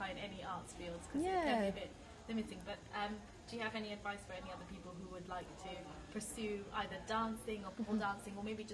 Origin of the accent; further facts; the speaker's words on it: Sussex, South East England, United Kingdom; growing up in Sussex, I was the only black girl in my dance class for so many years